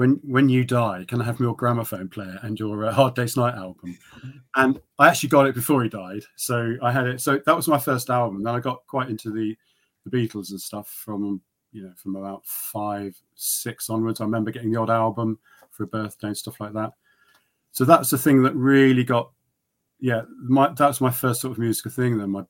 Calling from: South East England, United Kingdom; Yeah, in Oxfordshire, near Abingdon.

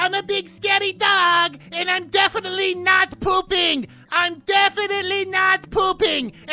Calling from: West Virginia, United States; Uh, hey, Poopo. Uh … Um, I'm calling from West Virginia

